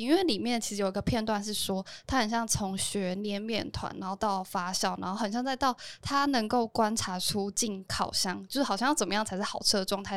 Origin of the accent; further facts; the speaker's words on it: Taoyuan, Taiwan; 我老家在桃园